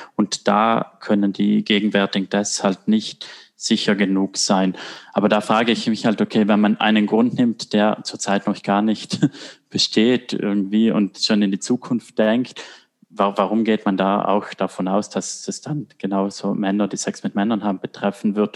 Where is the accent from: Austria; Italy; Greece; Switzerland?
Italy; moved away as an adult; now in Germany; ich komme aus Italien